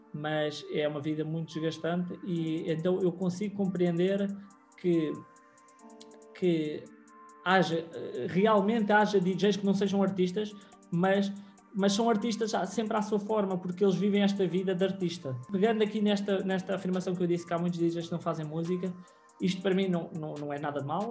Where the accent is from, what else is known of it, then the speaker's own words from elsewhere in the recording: Leiria, Leiria District, Portugal; sou de Leiria